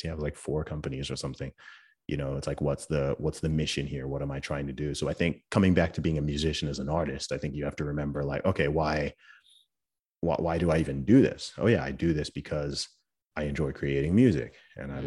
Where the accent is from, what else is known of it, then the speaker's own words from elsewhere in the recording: England, United Kingdom; I'm from England